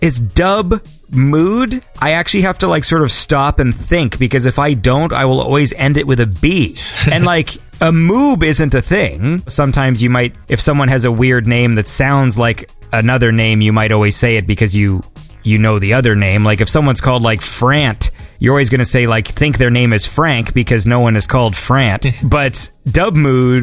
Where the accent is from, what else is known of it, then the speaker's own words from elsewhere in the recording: Ontario, Canada; So I'm from Canada. And in the province I live, there was literally a type of computer that was local to my province